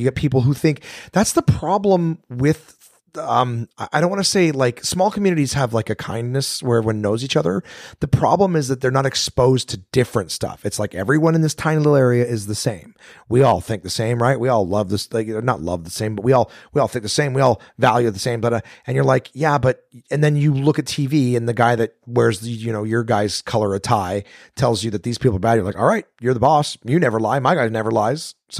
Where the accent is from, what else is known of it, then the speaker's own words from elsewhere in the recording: Canada; I was just born here, I was born in Canada. I didn't leave.